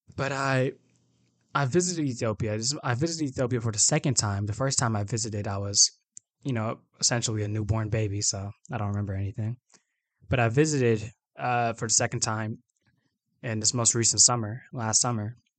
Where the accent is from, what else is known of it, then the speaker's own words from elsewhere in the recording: Atlanta, Georgia, United States; I was born and raised in Atlanta, Georgia